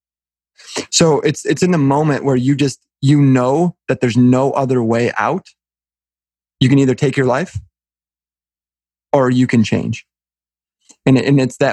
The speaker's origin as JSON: {"language": "English", "region": "Southeast Michigan", "country": "United States", "tie": "born or raised there", "said": "I grew up in the Midwest. I live probably 15 minutes from where I was born and raised. So very local, in Southeast Michigan."}